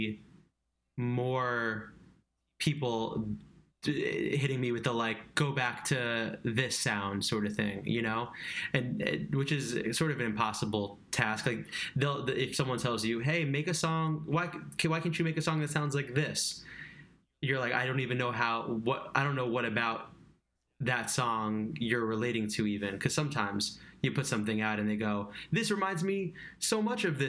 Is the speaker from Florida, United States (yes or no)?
no; Long Island, New York, United States; I grew up in Long Island